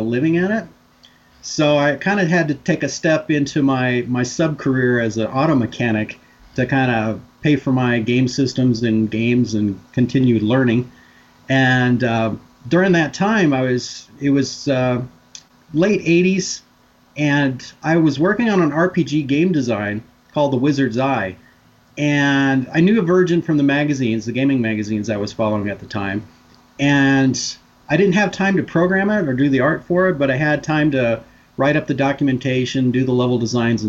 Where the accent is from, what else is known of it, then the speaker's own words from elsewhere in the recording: Big Bear Lake, California, United States; I grew up in my hometown is Big Bear Lake, California